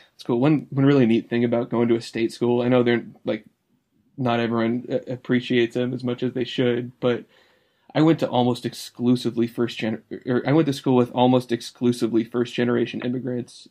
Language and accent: English; California, United States; I was born here in California